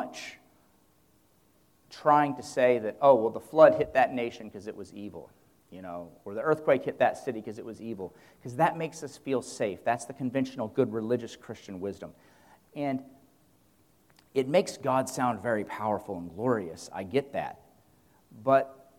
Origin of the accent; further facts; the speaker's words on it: United States; as American men